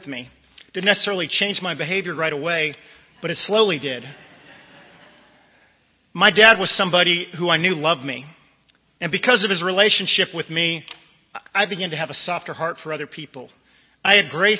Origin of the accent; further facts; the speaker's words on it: Northern Virginia, United States; I grew up in Northern Virginia in the D.C. metropolitan area